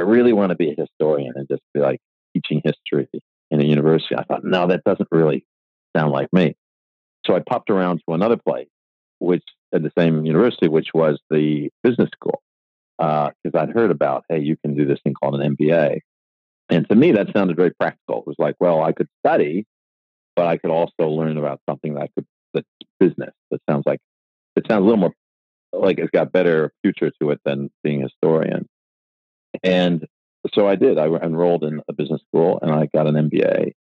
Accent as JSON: {"language": "English", "town": "Buffalo", "region": "New York", "country": "United States", "tie": "born or raised there", "moved": "as an adult", "lives_now": "Australia", "said": "I was born in Buffalo, New York"}